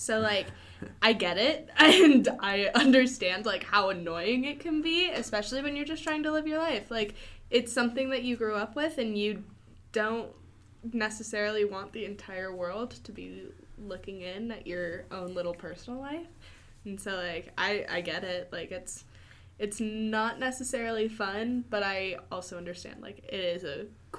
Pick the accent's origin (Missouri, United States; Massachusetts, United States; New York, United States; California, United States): California, United States; Newport Beach; I grew up in Newport Beach, California